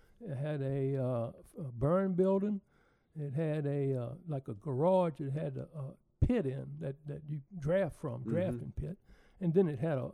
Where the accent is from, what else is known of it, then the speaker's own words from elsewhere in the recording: Lakeside, Virginia, United States; So I was from Lakeside